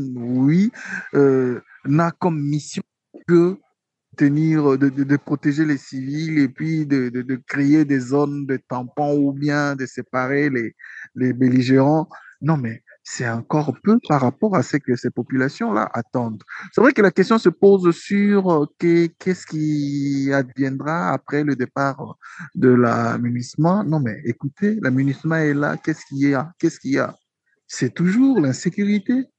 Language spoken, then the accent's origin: French; DR Congo; chez nous au Congo